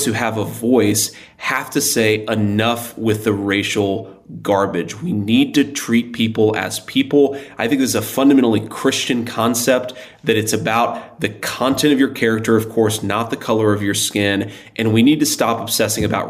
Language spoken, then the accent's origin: English; Middletown, Ohio, United States; I'm from Middletown, Ohio